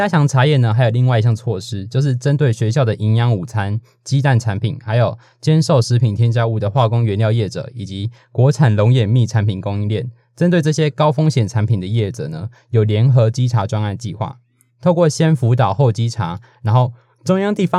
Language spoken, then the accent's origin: Chinese; New Taipei, Taiwan; 我是新北，那是边疆地带。